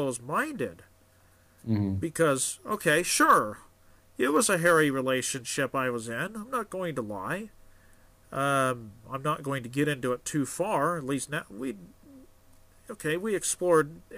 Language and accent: English; Idaho, United States; also born or lived in Oregon; I grew up in Oregon and Idaho, and when I went to high school in Idaho